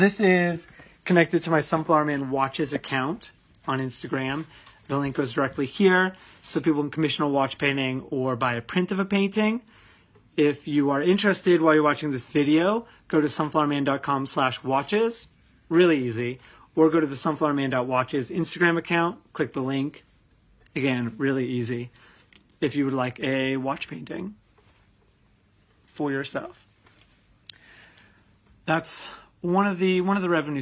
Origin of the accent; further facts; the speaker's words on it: United States; now in London, United Kingdom; as an American